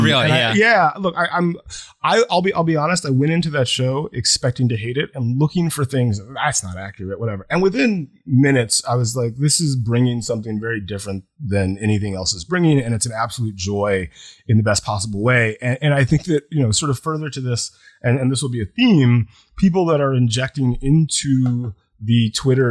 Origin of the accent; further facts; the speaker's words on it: Deep South, United States; I grew up in the Deep South.